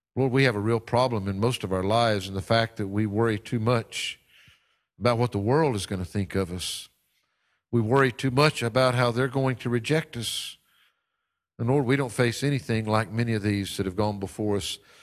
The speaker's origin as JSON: {"language": "English", "region": "North Carolina", "country": "United States", "tie": "born or raised there", "said": "my home state of North Carolina"}